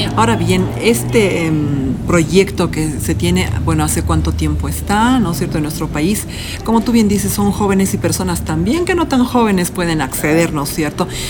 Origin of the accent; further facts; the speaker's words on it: Bolivia; nosotros que somos latinoamericanos o latinos, bolivianos en este caso